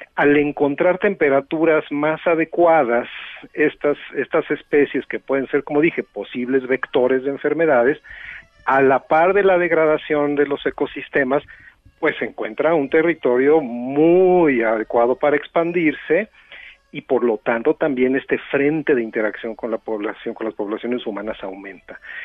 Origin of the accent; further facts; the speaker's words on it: Mexico; somos comunidad latinoamericana y somos comunidad mexicana